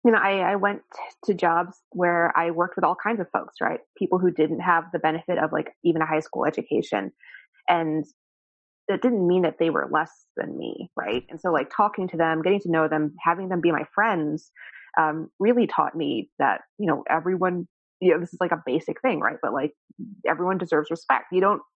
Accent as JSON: {"language": "English", "town": "New York City", "region": "New York", "country": "United States", "tie": "born or raised there", "said": "I grew up in just around New York, right? In the city"}